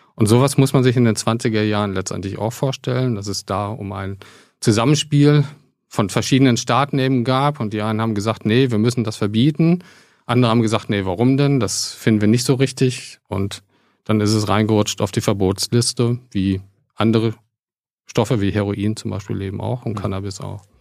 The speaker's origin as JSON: {"language": "German", "area": "near Paderborn", "region": "North Rhine-Westphalia", "country": "Germany", "tie": "born or raised there", "moved": "yes", "lives_now": "Berlin, Germany", "said": "aufgewachsen in, in der Nähe von Paderborn"}